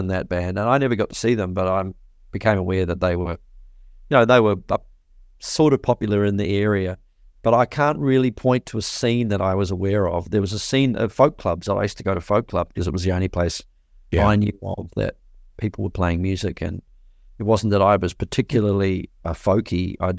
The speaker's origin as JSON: {"language": "English", "town": "Te Awamutu", "region": "Waikato", "country": "New Zealand", "tie": "born or raised there", "said": "Where I grew up in Te Awamutu, in the Waikato in New Zealand, there was really hardly any bands at all."}